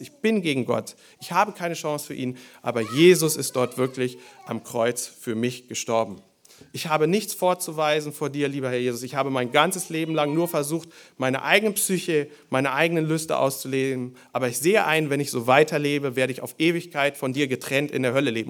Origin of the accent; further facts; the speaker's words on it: Germany; Bei uns in Deutschland